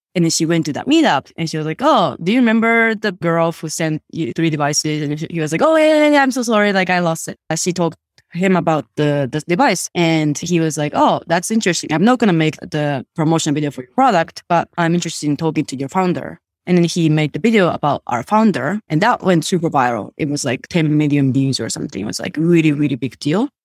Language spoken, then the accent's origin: English; Japan; first language Japanese; English is a second language; moved away as an adult; also born or lived in Sweden; I grew up in Japan. I actually grew up in, like, very, very small town.